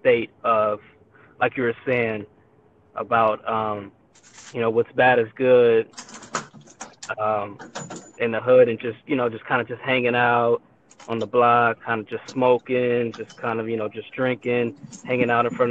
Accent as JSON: {"language": "English", "region": "California", "country": "United States", "tie": "born or raised there", "also_born_or_lived": "Inglewood, California", "said": "I grew up in California, and I was born out in Inglewood"}